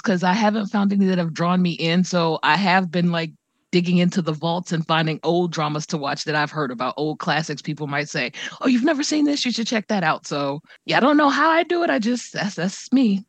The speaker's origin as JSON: {"language": "English", "country": "United States", "said": "I'm an American"}